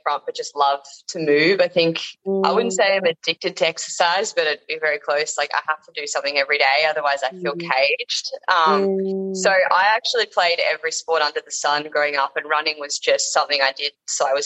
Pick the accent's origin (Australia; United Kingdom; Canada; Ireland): Australia; Yarra Valley, Victoria; moved away as an adult; also born or lived in Burleigh Heads, Gold Coast; now in Gold Coast, Australia; all my life growing up in the Yarra Valley